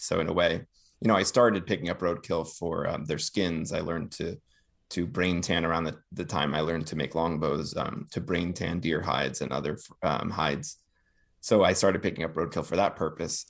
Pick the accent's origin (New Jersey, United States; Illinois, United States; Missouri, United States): New Jersey, United States; northern; I grew up in, um, the suburbs of northern New Jersey, right outside, outside of New York